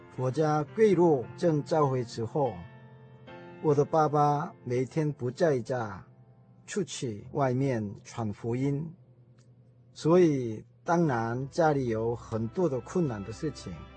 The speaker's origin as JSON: {"language": "Chinese", "country": "South Korea", "second_language": "Chinese", "moved": "as an adult", "lives_now": "Taiwan", "said": "我是从韩国来的"}